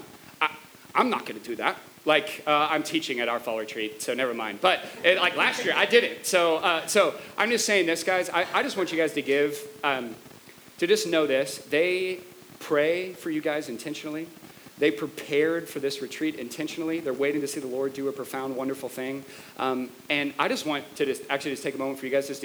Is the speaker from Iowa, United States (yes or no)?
yes; Northwest Iowa, United States; I grew up in Northwest Iowa.